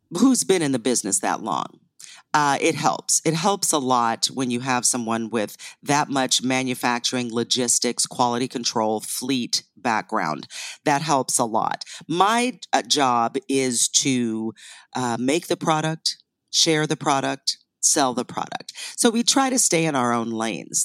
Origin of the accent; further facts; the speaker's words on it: northeastern Ohio, United States; also born or lived in Canada; I was born in Canada, but raised in northeastern Ohio